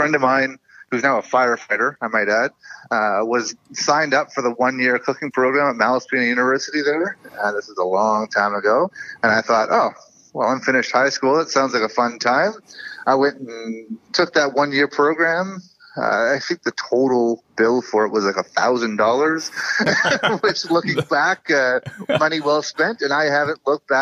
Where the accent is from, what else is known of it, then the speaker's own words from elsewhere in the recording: Campbell River, British Columbia, Canada; my hometown up in Campbell River